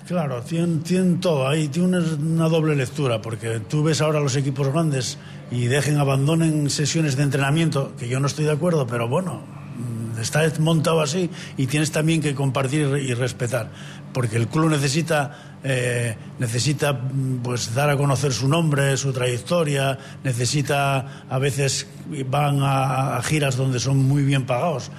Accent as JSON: {"language": "Spanish", "region": "Asturias", "country": "Spain", "said": "creo yo que como asturiano y como profesor de educación física esto no debe morir así"}